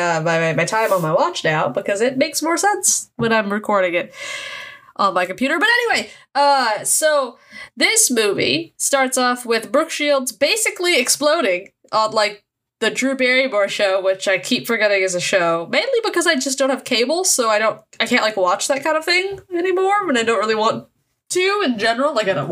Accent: United States; I'm American

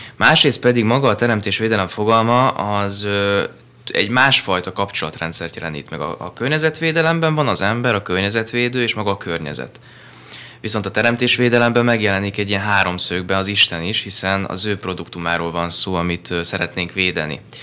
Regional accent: Budapest, Hungary; also born or lived in Pilisszentkereszt; Én budapesti vagyok

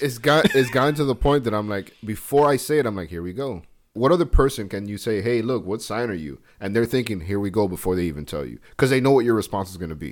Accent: United States; I love being an American

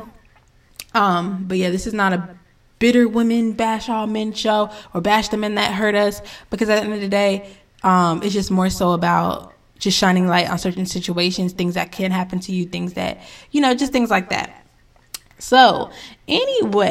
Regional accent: North Carolina, United States; also born or lived in Connecticut; once we moved to North Kakalaki

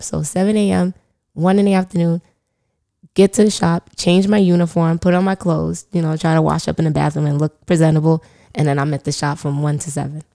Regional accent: New York City, New York, United States; I grew up in the Bronx

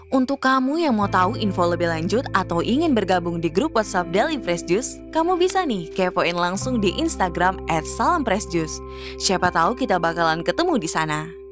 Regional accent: Pontianak, West Kalimantan, Indonesia; Aku berasal dari kota Pontianak, kota yang terkenal dengan Tugu Katulistiwanya.

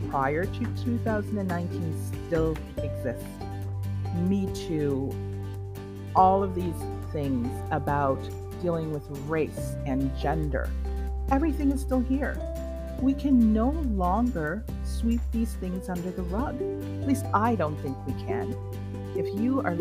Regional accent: Trinidad & Tobago; I am a Trinidadian by birth

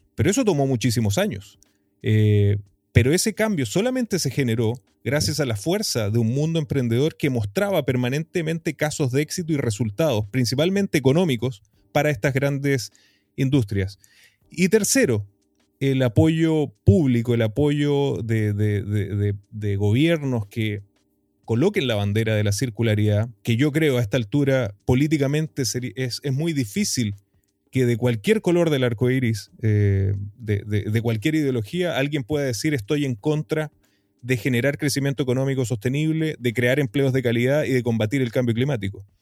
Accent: Iquique, Tarapacá, Chile; moved away as an adult; also born or lived in United States; yo soy un iquiqueño, tarapaqueño, eh, nativo aquí del desierto más árido del mundo, en el norte de Chile, el desierto de Atacama, en mi maravillosa región de Tarapacá, en mi querida ciudad de Iquique. Eh, nacido, criado y retornado a esta linda ciudad

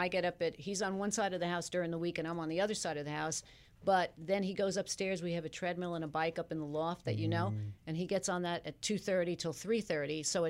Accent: Long Island, New York, United States; I grew up on Long Island.

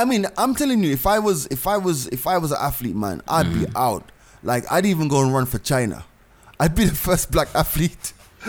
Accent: Jamaica; I grew up in Jamaica in the 80s.

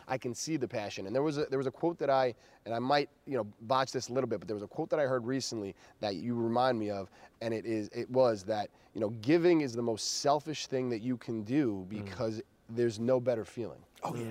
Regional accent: New York, United States; I am a New Yorker through and through

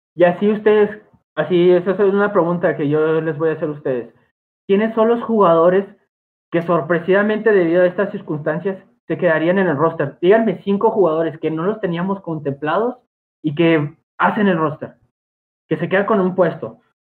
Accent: Mexico; todos nosotros somos de México

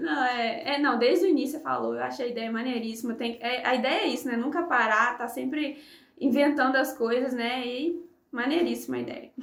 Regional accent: Juiz de Fora, Minas Gerais, Brazil; now in Viçosa, Brazil; eu sou de Viçosa, natural de Viçosa, mas morei assim metade da minha vida em Juiz de Fora

